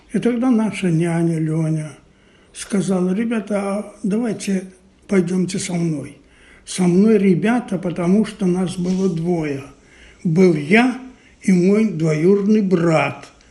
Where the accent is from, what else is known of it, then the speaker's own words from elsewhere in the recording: Minsk, Belarus; moved away as an adult; now in Israel; но родился я, конечно, не здесь. Я родился в Минске.